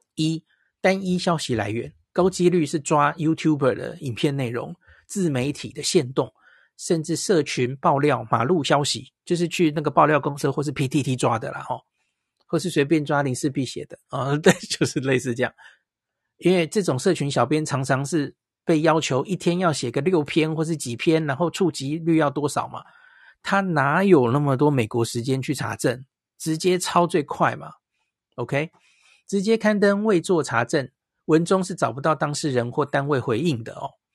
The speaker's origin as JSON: {"language": "Chinese", "country": "Taiwan", "said": "因为我们都是台湾人"}